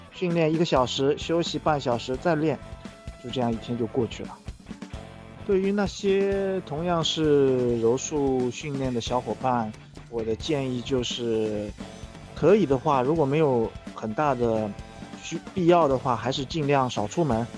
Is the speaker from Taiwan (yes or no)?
no; Shanghai, China; 我来自上海，我是一名巴西柔术黑带。呃，我现在是一名全职的巴西柔术教练，在上海经营着自己的柔术训练馆